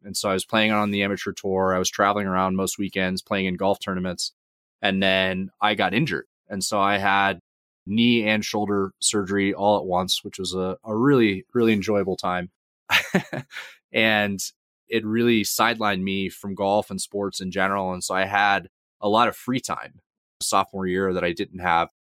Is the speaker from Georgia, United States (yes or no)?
yes; Georgia, United States; also born or lived in Atlanta suburbs; I grew up in Georgia, so initially grew up in the suburbs outside of Atlanta and moved around a couple of times growing up